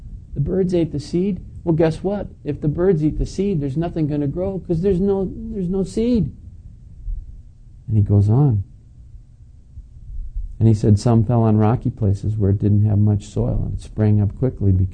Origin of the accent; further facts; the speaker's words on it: Plainfield, United States; we're from Plainfield